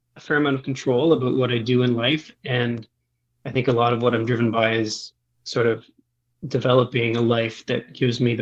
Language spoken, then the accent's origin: English; Eastern Canada, Atlantic Canada, Canada; I grew up in Eastern Canada, so on sort of the Atlantic coast of the country of Canada or just north of the state of Maine